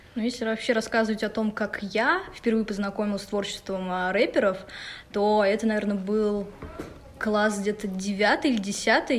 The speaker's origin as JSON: {"language": "Russian", "town": "Ufa", "region": "Bashkortostan", "country": "Russia", "tie": "born or raised there", "moved": "as an adult", "lives_now": "Moscow, Russia", "said": "я из Уфы. А, для меня этот город очень значим. Я родилась в этом городе"}